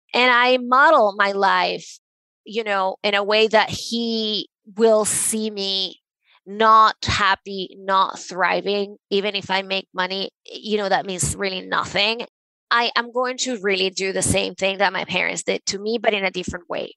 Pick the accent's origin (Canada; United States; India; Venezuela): Venezuela; I grew up in Venezuela